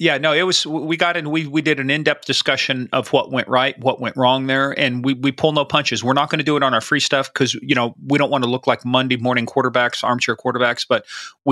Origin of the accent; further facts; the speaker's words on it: Kansas, United States; This is my home state